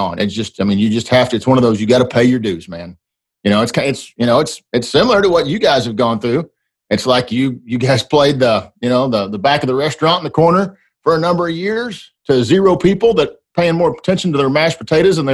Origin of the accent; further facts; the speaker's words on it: Dallas-Fort Worth, Texas, United States; also born or lived in Waxahachie, Texas; my hometown Texas Rangers